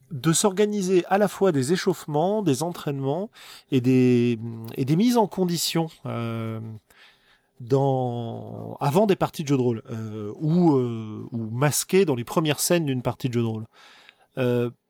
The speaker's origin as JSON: {"language": "French", "region": "Bourgogne-Franche-Comté", "country": "France", "accent": "rural Burgundy", "said": "Ça se trouve, mon accent paysan du fin fond de la Bourgogne, en roulant les airs, etc., dans ma station spatiale, ça va faire un petit peu, un petit peu pourri, quoi."}